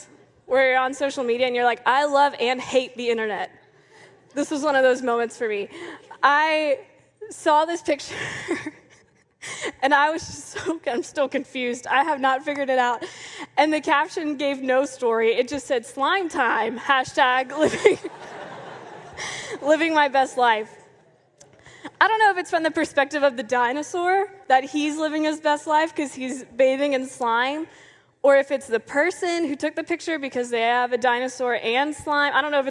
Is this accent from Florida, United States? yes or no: yes; Clearwater, Florida, United States; born there; I was born in 1993 in Clearwater, Florida.